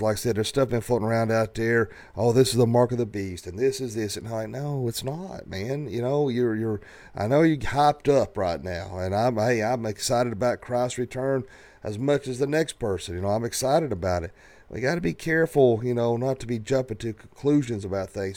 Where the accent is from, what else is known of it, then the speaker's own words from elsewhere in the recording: the South, United States; growing up in the South